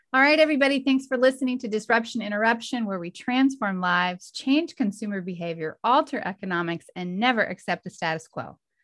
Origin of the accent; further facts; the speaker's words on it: the South, United States; I'm from the South